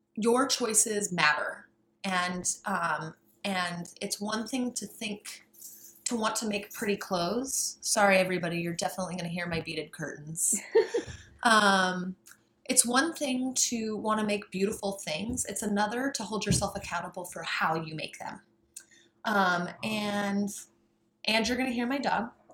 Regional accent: Colorado, United States; I grew up rurally in Colorado

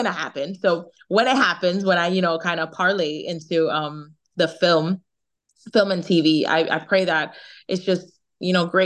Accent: Jamaica; accent: Jamaican; my Jamaican accent

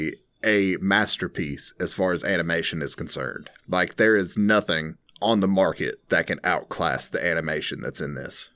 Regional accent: Tennessee, United States; Well, I feel like I grew up in Bradley County. There's a high school here called Bradley High School, which I didn't go to, by the way.

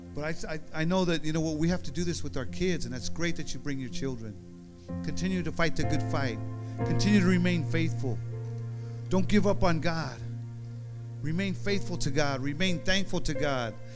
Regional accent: Union City, California, United States; also born or lived in Oakland, California; I was born in Oakland now. I lived in Oakland until I was like four years old, five years old. We moved to over, over here to Union City

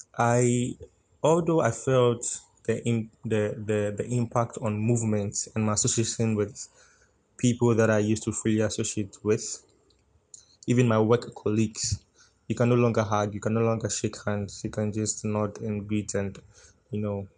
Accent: Ghana; I'm in Ghana, Accra, and in fact, I'm Ghanaian.

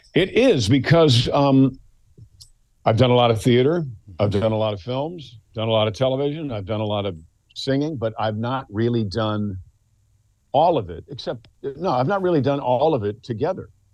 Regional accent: Mount Kisco, New York, United States; I'm from Mount Kisco, New York

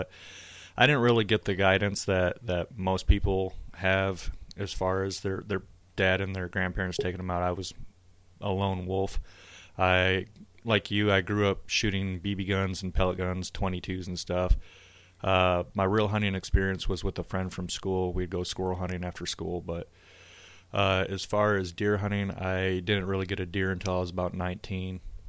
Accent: western Michigan, United States; I grew up born and raised in Michigan on the western side, and we had a farm.

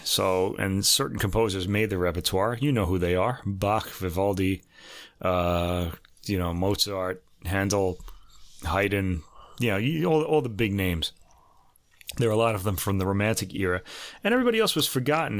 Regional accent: New York, United States; growing up in New York

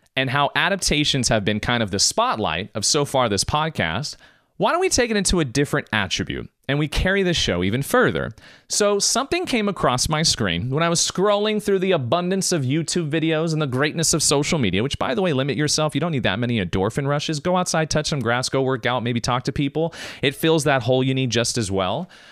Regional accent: United States; I was born in America, my mom was born in Macedonia, my dad's born in Germany

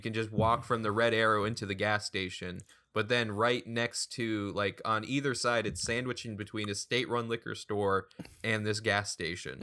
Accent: Derry, New Hampshire, United States; born or raised there

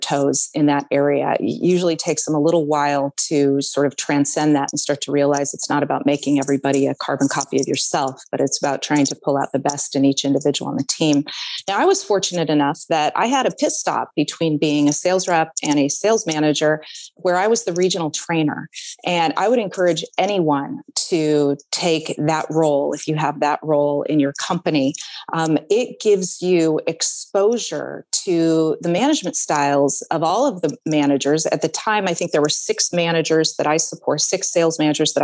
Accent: Oregon, United States; I am an Oregonian. I've been born and raised in Oregon

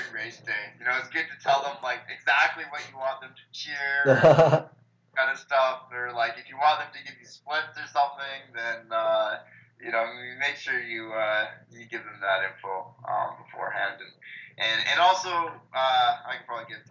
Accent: Penticton, British Columbia, Canada; I've been, you know, the most fortunate growing up in the Ironman town

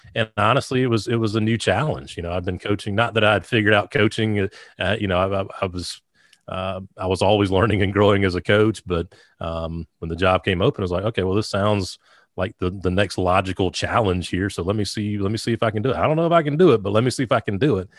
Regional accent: Sumter, South Carolina, United States; I grew up in the metropolis of Sumter, South Carolina.

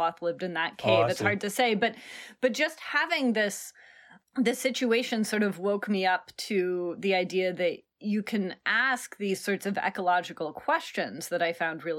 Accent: Portland, Oregon, United States; I grew up in Portland, Oregon

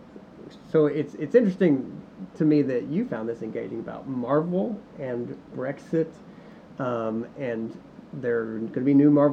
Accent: United States; being an American

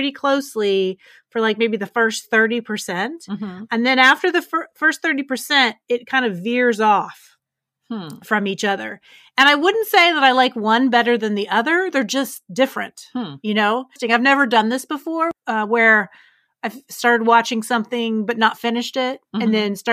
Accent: West Virginia, United States; moved away; I'm originally from West Virginia

